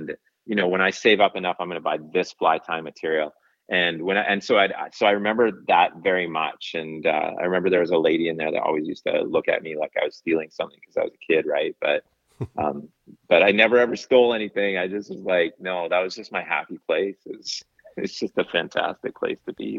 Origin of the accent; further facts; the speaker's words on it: Cranbrook, British Columbia, Canada; also born or lived in Golden, British Columbia; now in Vancouver Island, Canada; I was born in Golden and then raised in Cranbrook, British Columbia